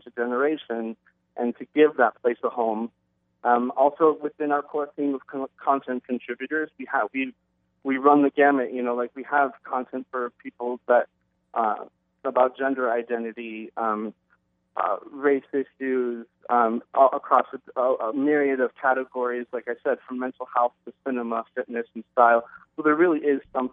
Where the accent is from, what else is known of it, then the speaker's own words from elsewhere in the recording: Nebraska, United States; I grew up in Nebraska in a very small town and a very supportive family